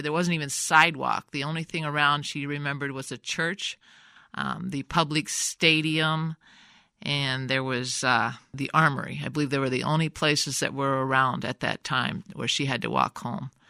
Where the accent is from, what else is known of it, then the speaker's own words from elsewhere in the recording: Davenport, Iowa, United States; now in Rock Island, United States; I grew up in Davenport